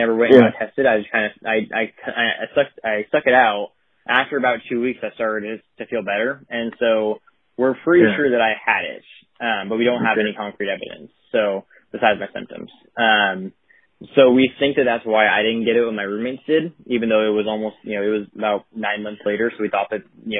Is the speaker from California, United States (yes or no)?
yes; Tulare, California, United States; my hometown, Tulare